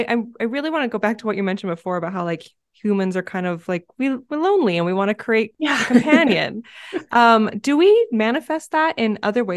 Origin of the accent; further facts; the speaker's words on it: California, United States; now in Arizona, United States; I grew up in California, so we had a lot more smooth, polished rocks that I could remember. And then coming out to Arizona, there's a lot of gravel, deconstructed granite.